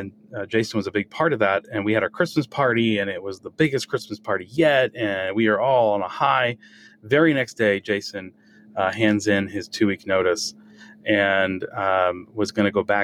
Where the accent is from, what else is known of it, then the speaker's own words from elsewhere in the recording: New England, United States; growing up in New England with the parents I had